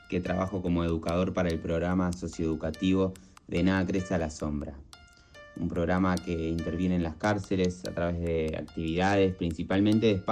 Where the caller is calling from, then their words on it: Montevideo, Uruguay; Aquí les habla … desde Montevideo, Uruguay